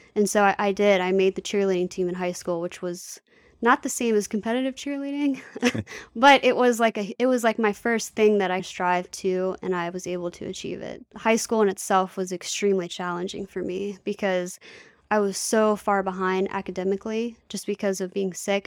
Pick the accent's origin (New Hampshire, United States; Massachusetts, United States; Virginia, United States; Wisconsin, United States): Virginia, United States; Manassas; also born or lived in Bristow, Virginia; I was born in Manassas City, Virginia, and I stayed there until I was about nine or ten, and then we moved to Bristow, Virginia. So I'm local. I've always been in the area